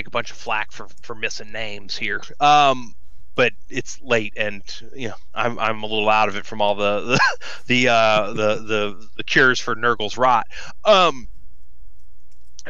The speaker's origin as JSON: {"language": "English", "region": "Deep South", "country": "United States", "said": "I am from the Deep South"}